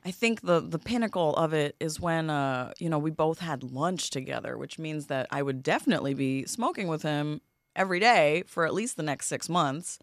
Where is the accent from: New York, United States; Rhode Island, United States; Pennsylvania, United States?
New York, United States; New York City; I'm from Queens, born in Flushing